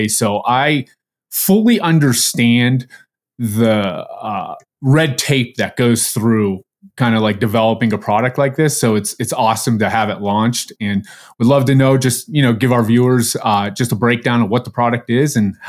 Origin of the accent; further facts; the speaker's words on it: Pennsylvania, United States; moved away; I'm from Pennsylvania originally, hence the Pittsburgh Penguins hat.